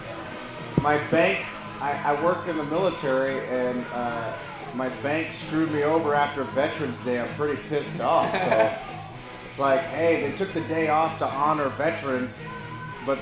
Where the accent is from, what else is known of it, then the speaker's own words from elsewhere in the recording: Los Angeles, California, United States; moved away as an adult; also born or lived in Utah / Texas / Mississippi / Georgia; now in Salt Lake City, United States; I'm originally from Los Angeles